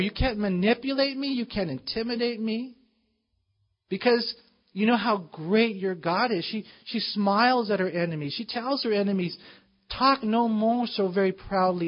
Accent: United States; we as American Christians

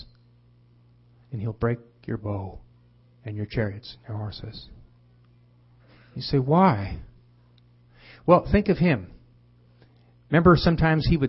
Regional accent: Fresno, California, United States; now in Los Angeles area, United States; I'm from Fresno

